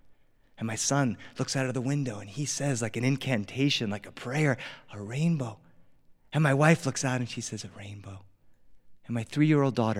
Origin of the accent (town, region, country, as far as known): Delaware, United States; born or raised there; now in Los Angeles, United States